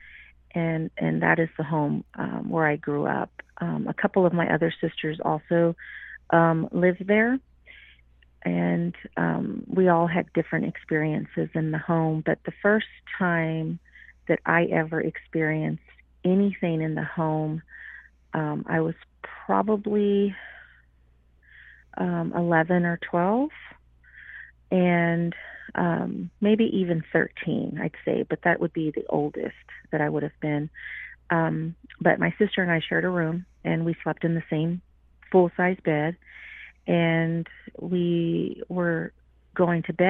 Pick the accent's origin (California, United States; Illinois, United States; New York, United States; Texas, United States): Texas, United States; Houston; I grew up in Houston